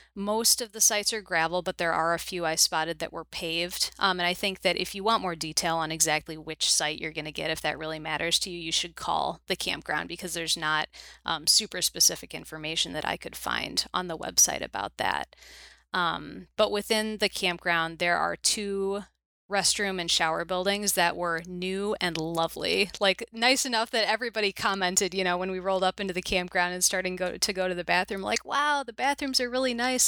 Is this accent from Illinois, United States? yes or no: yes; Chicago suburbs, Illinois, United States; also born or lived in Minnesota; born and raised in the Chicago suburbs, which is where I still live